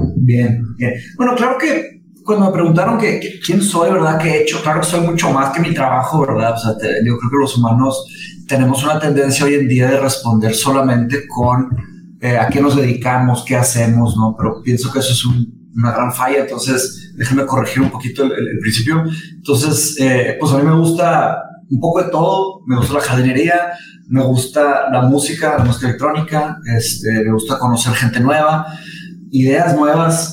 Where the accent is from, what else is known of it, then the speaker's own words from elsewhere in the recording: Monterrey, Nuevo León, Mexico; also born or lived in Brazil; yo nací en Brasil, me vine a México cuando tenía cinco años, cuando mis papás se se divorciaron, nada más, se casó otra vez con un brasileño eh, que su trabajo nos trajo a Monterrey